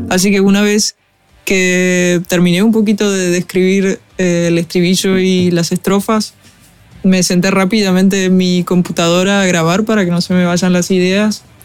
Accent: Argentina; Soy una cantautora argentina

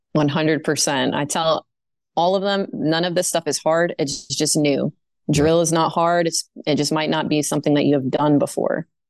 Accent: Maine, United States; moved away as an adult; also born or lived in North Dakota / New Jersey; I was living in my home state, the great state of Maine

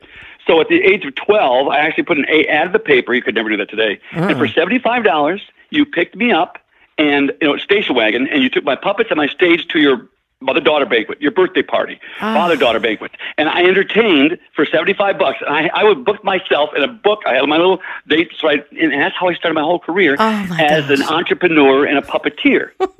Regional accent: Muskegon, Michigan, United States; moved away; also born or lived in New York / West Coast; I grew up in a tiny town, Muskegon, Michigan

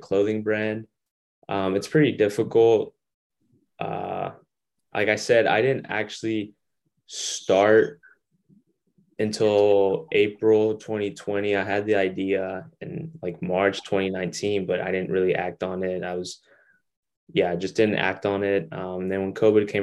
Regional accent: Longview, Texas, United States; moved away; my hometown where I grew up in Longview, Texas

